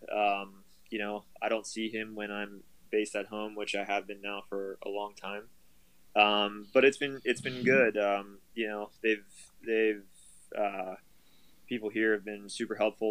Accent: Pittsburgh, Pennsylvania, United States; I go home to Pittsburgh, see my family for a couple days

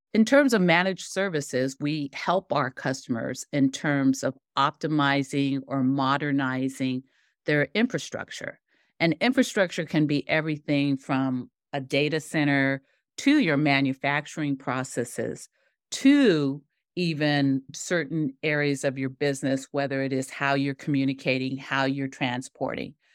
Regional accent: Seattle, Washington, United States; I grew up in Seattle, Tacoma area

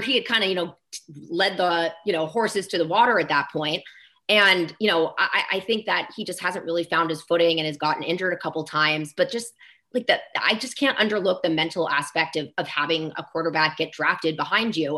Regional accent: Bay Area, California, United States; moved away as an adult; now in Philadelphia, United States; I'm originally from the Bay Area

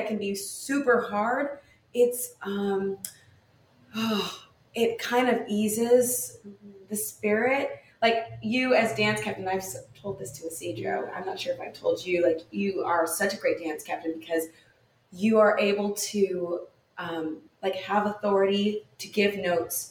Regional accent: California, United States; I'm from California.

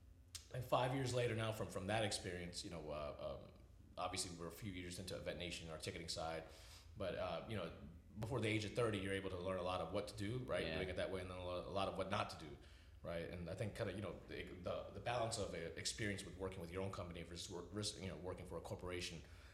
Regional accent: Springfield, Virginia, United States; we grew up in Springfield.

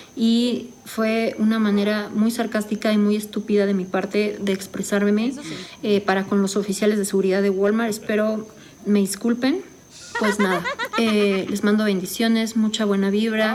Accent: Mexico; Yo amo México, amo mi país porque también soy mexicana

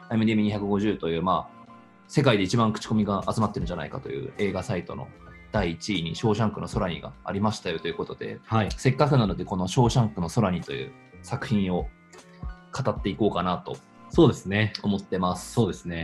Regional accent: Hokkaido, Japan; now in Tokyo, Japan; 私北海道出身、今は東京でベンチャー企業を経営している

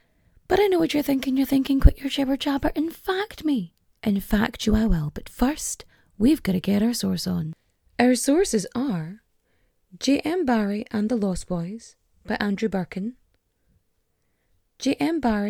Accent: Ulster, Ireland; Like, I'm from Donegal. I have lived in Donegal the majority of my life. I grew up here. I speak Irish, poorly, but I speak it.

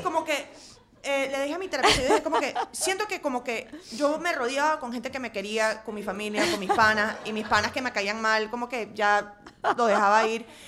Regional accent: Venezuela; moved away as an adult; also born or lived in England / Washington / Boston / Chicago; now in New York, United States; a los, trece regresé a Venezuela hasta que me gradué a los 18.

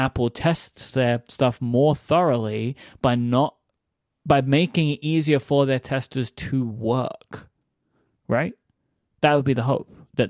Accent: United Kingdom; now in United States; I'm the British person suggesting this.

